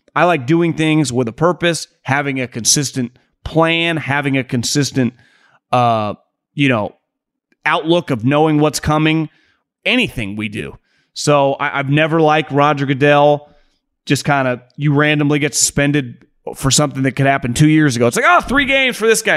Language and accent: English; California, United States; moved away as an adult; now in Arizona, United States; I grew up in California.